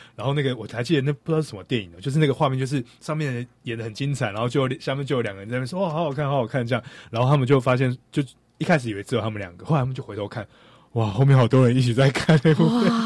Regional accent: Taiwan; 我们台湾人对于中国的乡下，其实并没有非常的认识

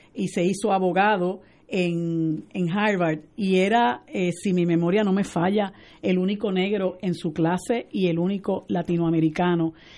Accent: Puerto Rico; la gran mayoría de nosotros los puertorriqueños y puertorriqueñas somos eso, puertorriqueños

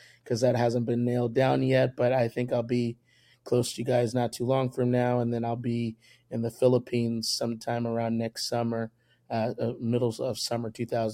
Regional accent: Indianapolis, Indiana, United States; also born or lived in Madison, Wisconsin; now in Columbus, United States; My dad's a full-time evangelist for the United Pentecostal Church. He's been evangelizing close to 32, 33 years, something like that. For when he initially decided to settle down, we settled down as a family in Indianapolis, Indiana. I grew up at Calvary Tabernacle

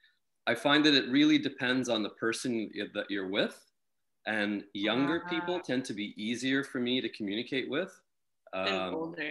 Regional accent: Guyana; I'm from Guyana. That's where I was born.

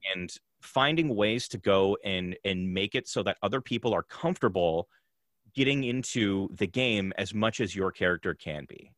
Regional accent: Canada; I'm also Canadian

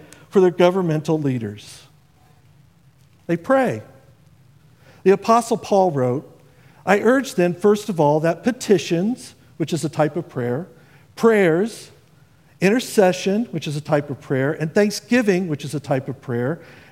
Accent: Indiana, United States; moved away; I come from Indiana. That's where I grew up

